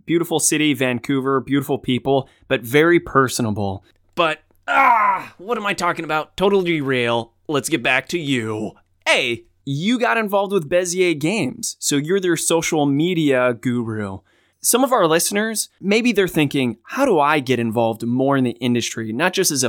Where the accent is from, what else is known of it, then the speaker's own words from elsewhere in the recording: Australia; And I'm Australian too.